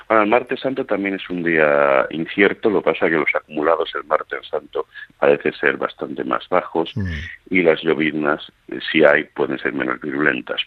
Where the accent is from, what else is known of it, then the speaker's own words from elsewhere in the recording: Seville, Andalusia, Spain; also born or lived in Toledo; now in United States; Yo soy sevillano cofraderamente, aunque por circunstancias de la vida nací en Toledo. Pero eh, soy sevillano de tradición